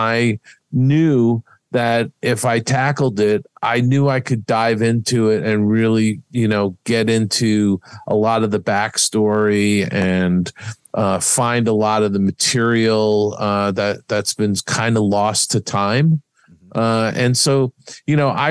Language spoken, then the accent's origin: English; East Coast, United States; I grew up on the East Coast